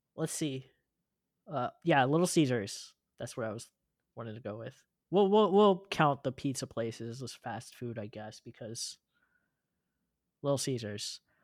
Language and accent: English; California, United States; I grew up in California